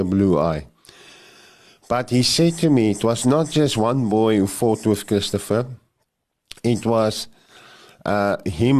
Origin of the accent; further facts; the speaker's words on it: Krugersdorp, Gauteng, South Africa; where I grew up there in Krugersdorp, it's called Krugersdorp West.